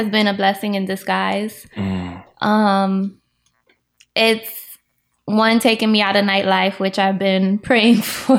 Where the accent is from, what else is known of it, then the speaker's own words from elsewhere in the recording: Miramar, Florida, United States; also born or lived in Atlanta; Technically Miramar, but I grew up like on county line, so like born and raised in Florida.